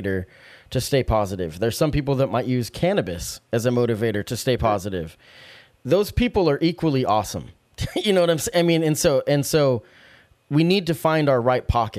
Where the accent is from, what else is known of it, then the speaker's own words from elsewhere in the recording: Salem, United States; Growing up in Salem